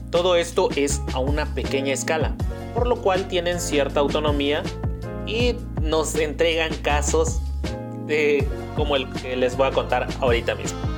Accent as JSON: {"language": "Spanish", "region": "Oaxaca", "country": "Mexico", "said": "ya que pues yo soy un, oaxaqueño."}